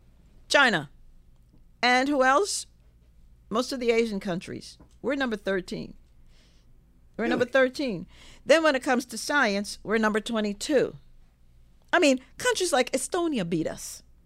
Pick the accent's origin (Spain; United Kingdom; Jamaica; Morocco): Jamaica; don't get me started on that because, you know, I'm from Jamaica.